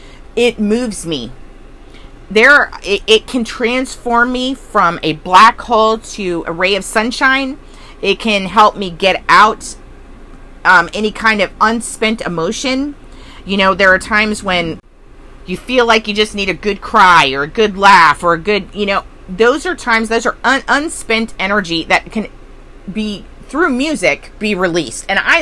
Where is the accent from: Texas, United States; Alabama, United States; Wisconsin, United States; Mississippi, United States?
Texas, United States; I was a military brat, but I did a lot of growing up in Texas